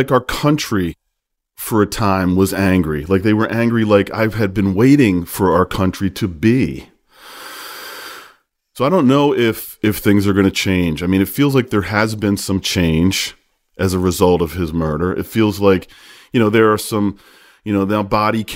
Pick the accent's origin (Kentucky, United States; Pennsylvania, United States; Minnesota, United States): Pennsylvania, United States; Horsham; moved away; my hometown of Horsham, Pennsylvania